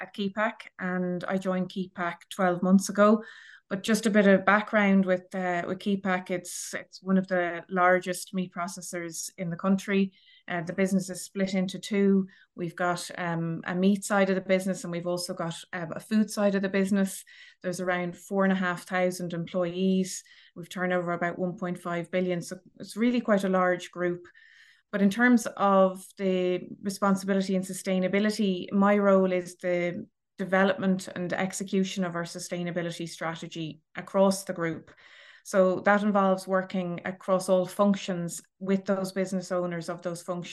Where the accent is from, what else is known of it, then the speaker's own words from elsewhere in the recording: Dublin, Leinster, Ireland; I'm from Dublin originally